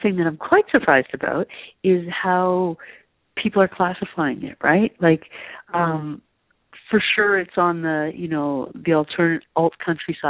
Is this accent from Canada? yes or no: yes; Toronto, Ontario, Canada; I'm not from the country. I grew up in Toronto